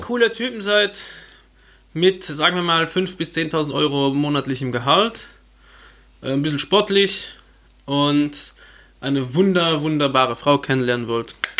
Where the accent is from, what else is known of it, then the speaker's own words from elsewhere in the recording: Luxembourg; bei uns in Luxemburg